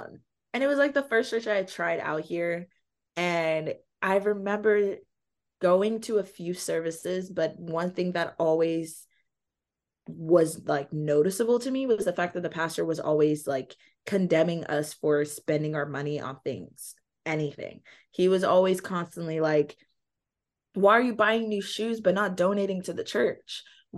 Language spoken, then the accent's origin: English; Nigeria; And also being Nigerian, they use the Bible as a parenting book